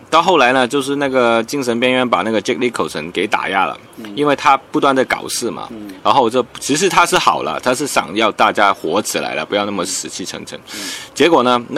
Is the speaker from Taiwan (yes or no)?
no; Hong Kong; Chinese is a second language; 我系来自香港嘅导演